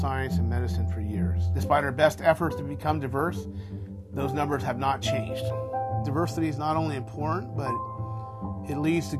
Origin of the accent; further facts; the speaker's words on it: San Francisco, California, United States; also born or lived in Boston; I grew up in the Mission District of San Francisco, which at that time was a low-income neighborhood, primarily known for Latino culture, lots of African Americans.